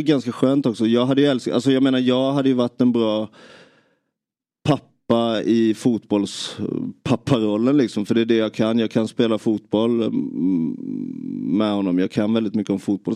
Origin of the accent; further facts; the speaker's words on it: Nybro, Kalmar County, Sweden; Jag, jag växte upp i, i Nybro